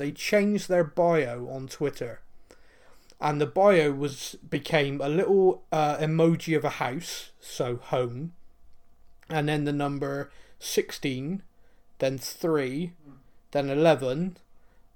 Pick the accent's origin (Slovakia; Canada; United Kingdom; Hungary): United Kingdom; Bristol, South West England; accent: West Country twang; as a Bristolian